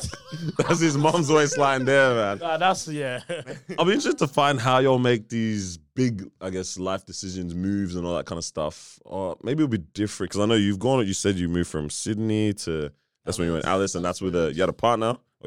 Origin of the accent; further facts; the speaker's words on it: Nigeria; I'm Nigerian